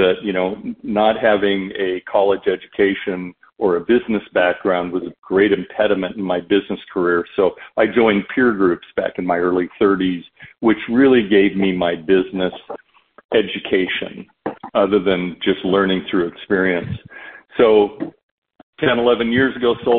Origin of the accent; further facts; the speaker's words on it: Canada; growing up in Canada, my father played in the NHL as well